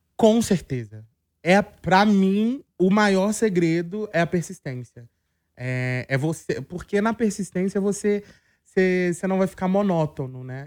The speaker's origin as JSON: {"language": "Portuguese", "town": "Belo Horizonte", "region": "Minas Gerais", "country": "Brazil", "said": "eu sou de Belo Horizonte"}